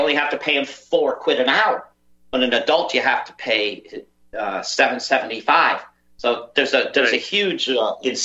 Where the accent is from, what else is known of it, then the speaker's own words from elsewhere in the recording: United States; moved away as an adult; now in Liverpool, United Kingdom; I'm American, by the way. I am American. I lived my first 40 years of my life in the United States